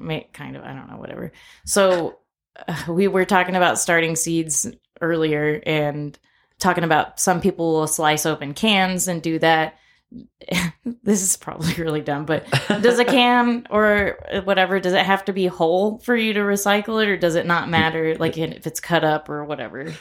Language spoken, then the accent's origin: English; Corpus Christi, Texas, United States; now in Lubbock, United States; growing up in Corpus